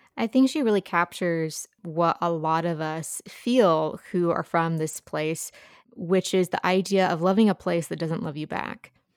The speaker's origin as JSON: {"language": "English", "region": "Appalachia", "country": "United States", "said": "as an Appalachian"}